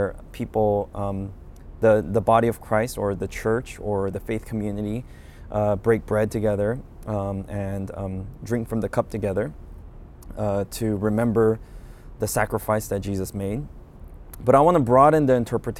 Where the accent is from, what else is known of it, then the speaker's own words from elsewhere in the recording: United States; I'm Korean American, so I'm familiar with Korean culture